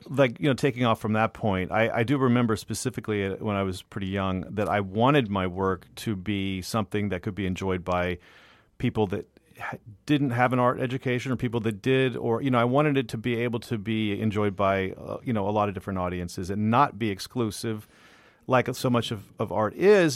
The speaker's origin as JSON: {"language": "English", "area": "Bay Area", "region": "California", "country": "United States", "tie": "born or raised there", "also_born_or_lived": "Los Angeles / New York", "moved": "as an adult", "said": "I grew up in the Bay Area, and I went to art school at Otis in L"}